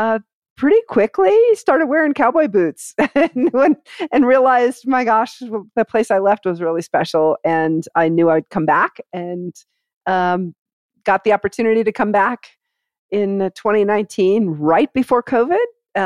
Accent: Laramie, Wyoming, United States; Born and raised in Laramie, and dad was a college professor. Mom was a rural school teacher who drove 40 miles each way to teach at a tiny rural school

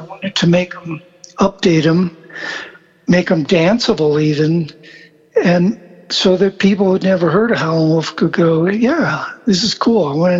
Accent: Argentina; born there; also born or lived in South America / São Paulo, Brazil; Yeah, and I grew up in South America. I was born in Argentina.

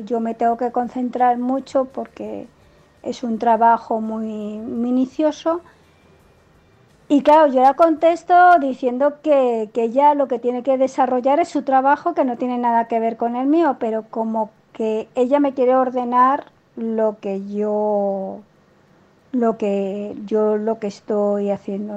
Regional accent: Spain; soy española y vivo en España

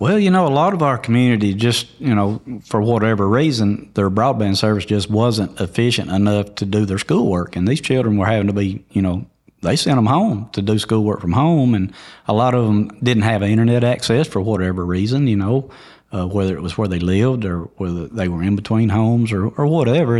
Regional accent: White County, Tennessee, United States; I was born and raised in White County

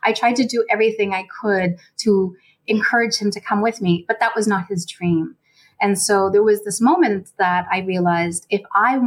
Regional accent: Nova Scotia, Canada; moved away; also born or lived in Toronto; I grew up in Nova Scotia, so it wasn't a very diverse province growing up

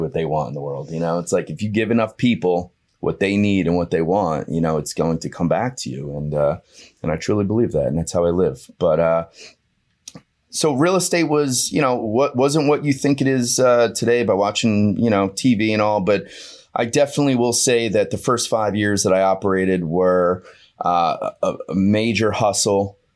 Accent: Hazlet, New Jersey, United States; I grew up in a little town called Hazlitt, New Jersey.

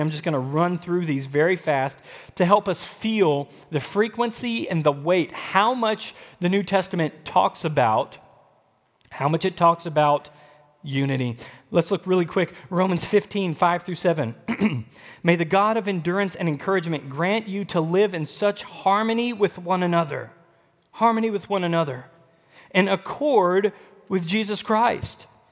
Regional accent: the South, United States; moved away as an adult; also born or lived in Texas / Midwest; I grew up in the South. My whole life up until ten years ago, I was abundantly using phrases like y'all

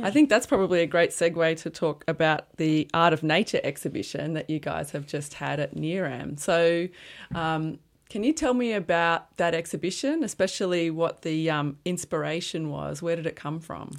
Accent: Brisbane, Queensland, Australia; moved away as an adult; also born or lived in Armidale, New South Wales; I'm from Brisbane too, and after school, I went to Q T to study visual art

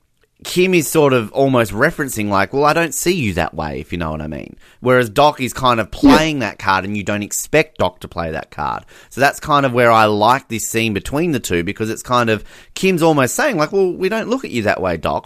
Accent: Australia; as an Australian

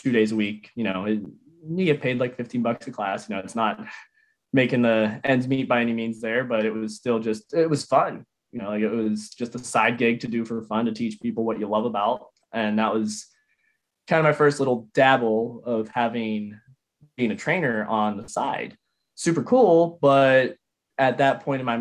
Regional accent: near Tarentum, Pittsburgh area, Pennsylvania, United States; that was near my hometown. It's kind of out near Tarentum area there.

